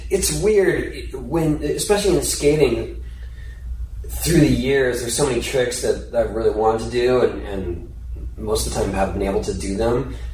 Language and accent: English; San Diego, California, United States; I grew up in San Diego.